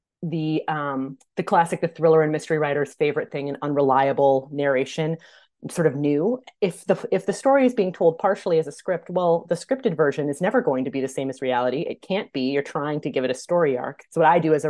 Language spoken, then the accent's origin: English; Minnesota, United States; I'm from Minnesota too